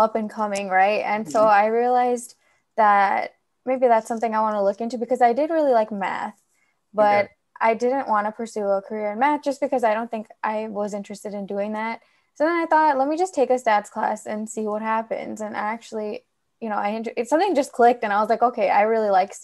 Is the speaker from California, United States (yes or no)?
yes; California, United States; I was born and raised here in California